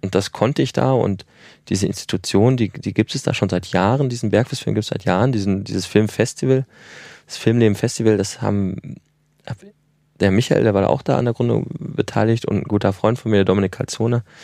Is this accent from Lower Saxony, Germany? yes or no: no; Ruhr area, North Rhine-Westphalia, Germany; moved away; also born or lived in Ilmenau; ich komme aus dem Ruhrgebiet